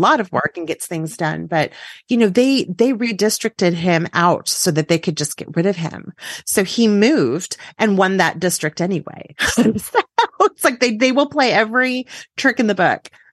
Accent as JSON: {"language": "English", "region": "Texas", "country": "United States", "said": "as a Texan"}